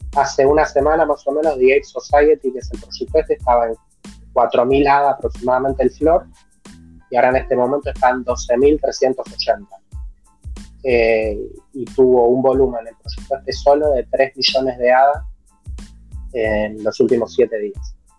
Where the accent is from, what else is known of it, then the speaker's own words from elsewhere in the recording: Argentina; nosotros que somos de Argentina